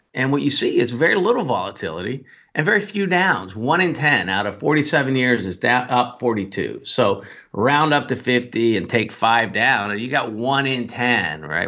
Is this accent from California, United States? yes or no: yes; Northern California, United States; I grew up in Northern California